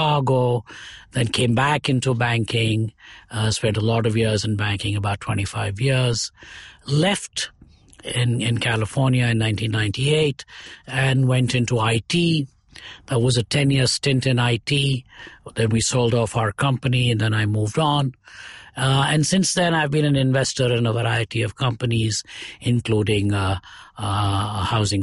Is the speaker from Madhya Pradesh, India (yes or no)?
no; Chennai, Tamil Nadu, India; also born or lived in Coimbatore; For more than 100 years now, over 120 years, we've been in Madras. So Madras is where I finished school and did my college